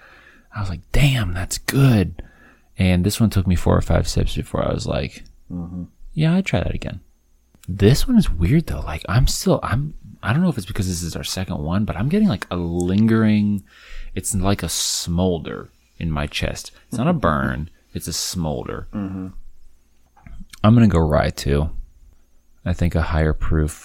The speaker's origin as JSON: {"language": "English", "region": "Midwest", "country": "United States", "said": "as a Midwesterner"}